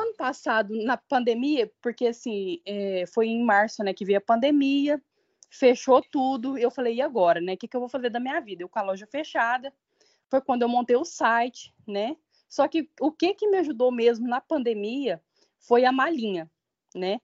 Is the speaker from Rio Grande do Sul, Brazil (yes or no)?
no; Uberlândia, Minas Gerais, Brazil; moved away as an adult; now in São Paulo, Brazil; eu sou mineira de Uberlândia